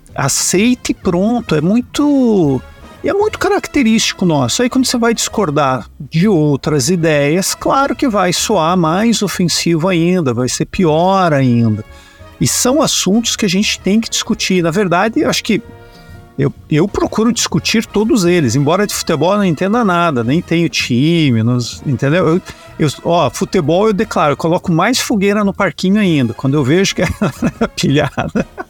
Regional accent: Brazil; enquanto brasileiros

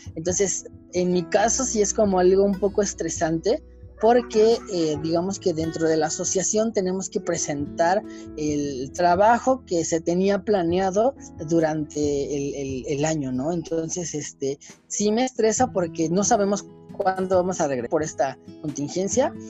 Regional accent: Mexico; nosotros como mexicanos

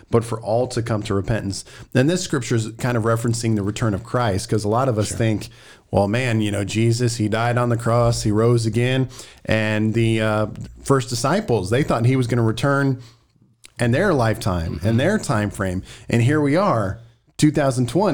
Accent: Missouri, United States; We're from Missouri

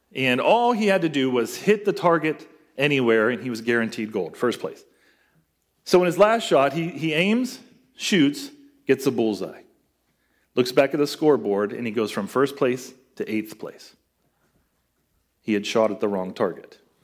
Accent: United States; as American Christians

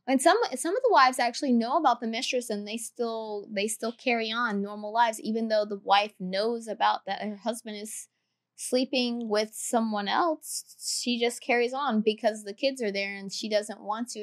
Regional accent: the Carolinas, United States; I'm from the Carolinas

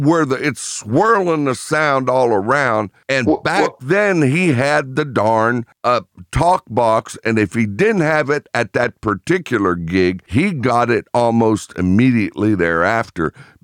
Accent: Hamilton, Ohio, United States; also born or lived in Pittsburgh, Pennsylvania; I was growing up in a little town. I was born in Pittsburgh, but at age 9, my father accepted a position. So we moved to Greater Cincinnati to a little town called Hamilton, Ohio.

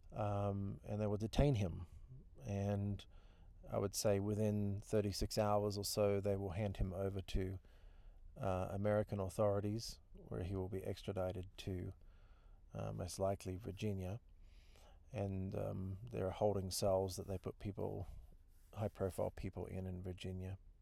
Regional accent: New Zealand; moved away as an adult; also born or lived in Australia; now in United States; I'm a Kiwi. I live in the United States. Been here now thirteen years.

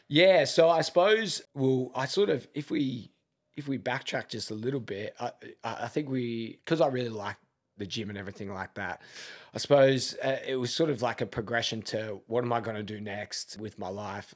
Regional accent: Melbourne, Victoria, Australia; moved away as an adult; now in Adelaide, Australia; grew up in Melbourne

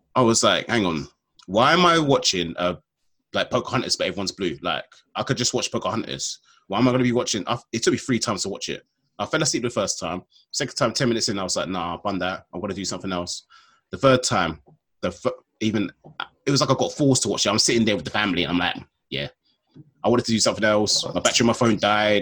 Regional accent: London, United Kingdom; I'm from London

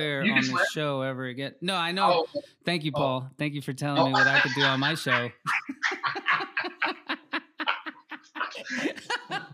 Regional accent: Florida, United States; also born or lived in Mississippi / Peru; now in North Carolina, United States; I grew up in Florida

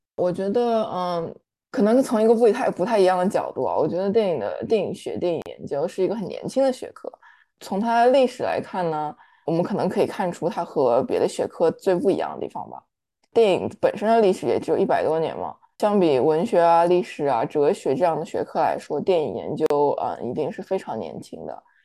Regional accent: Shanghai, China; moved away as an adult; 我是上海的嘛，然后我们高考是选一门课考试，所以我当时是历史班的

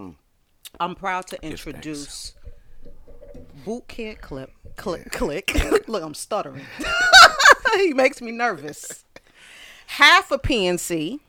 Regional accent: New York City, New York, United States; I'm from Brooklyn, Bedford-Stuyvesant.

